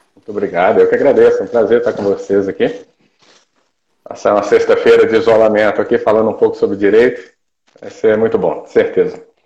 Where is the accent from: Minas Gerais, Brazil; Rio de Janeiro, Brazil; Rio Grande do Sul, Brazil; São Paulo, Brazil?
Minas Gerais, Brazil; Ipatinga; moved away as an adult; also born or lived in Viçosa, Minas Gerais / Santa Catarina; voltei para minha cidade natal, que é Ipatinga, Minas Gerais